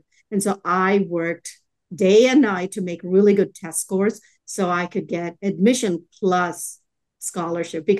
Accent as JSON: {"language": "English", "town": "Chennai", "region": "Tamil Nadu", "country": "India", "tie": "born or raised there", "moved": "yes", "lives_now": "Texas, United States", "said": "I grew up in Chennai in India"}